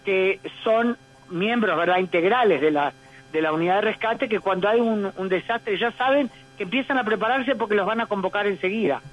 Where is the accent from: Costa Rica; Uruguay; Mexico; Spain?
Uruguay; now in Israel; judía uruguaya, también ciudadana israelí